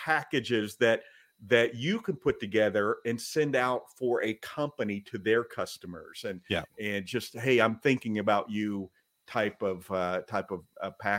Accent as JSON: {"language": "English", "region": "the South", "country": "United States", "tie": "born or raised there", "said": "I grew up in the South."}